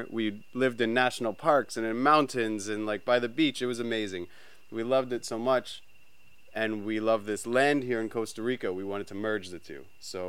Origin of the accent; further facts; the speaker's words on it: Brampton, Ontario, Canada; We grew up in Canada, near Toronto, in a little town called Brampton.